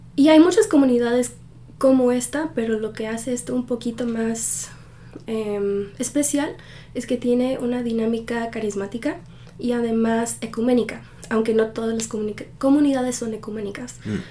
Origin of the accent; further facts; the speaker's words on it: Pennsylvania, United States; also born or lived in Mexico; desde que tenía 7 años nos hemos quedado aquí en Pensilvania